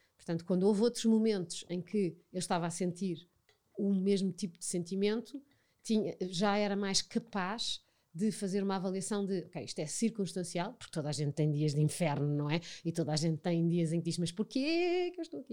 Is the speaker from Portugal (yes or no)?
yes; Portugal; nascemos em Portugal, vivemos em Portugal, portanto, fazemos parte da cultura portuguesa